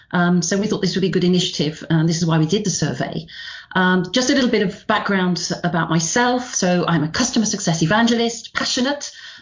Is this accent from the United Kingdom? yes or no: yes; Northern Britain, the north of England, United Kingdom; accent: Northern British; moved away as an adult; also born or lived in Lisbon; now in Paris, France; As you can probably tell by my lousy Northern British accent, yes, I'm British, but proudly European spirit.